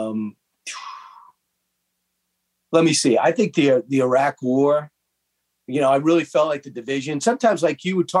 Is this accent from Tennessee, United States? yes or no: no; Long Island, New York, United States; also born or lived in Los Angeles; I grew up on Long Island